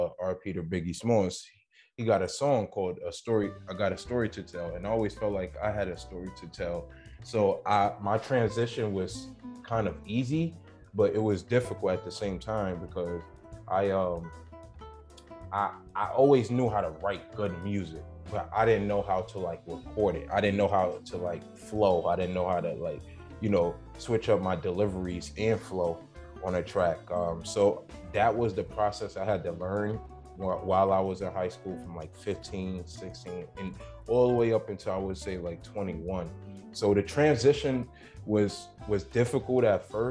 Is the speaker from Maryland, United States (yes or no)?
no; the Bronx, upstate New York, United States; I'm from the Bronx, New York, and I also was raised in upstate New York, which is about like 3 hours up north from New York City.